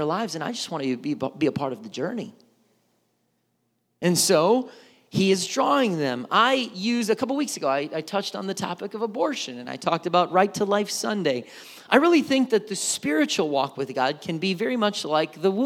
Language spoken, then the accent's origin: English; Milwaukee, Wisconsin, United States; growing up in Milwaukee, Wisconsin